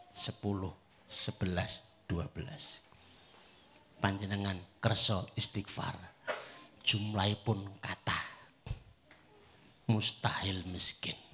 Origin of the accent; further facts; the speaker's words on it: Java, Indonesia; Ya rawahu wong Jawa, ya wes. Nah, saya orang Jawa melu cocok.